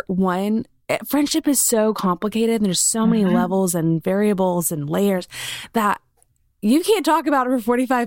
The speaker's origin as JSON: {"language": "English", "town": "Columbia", "region": "South Carolina", "country": "United States", "tie": "born or raised there", "said": "I grew up in Columbia, so only like an hour and a half away"}